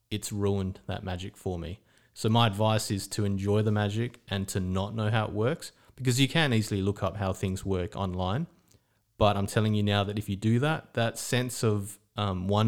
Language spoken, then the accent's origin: English; Australia; now in Estonia; But because I grew up in Australia, we say good morning, we say hello, we talk to strangers.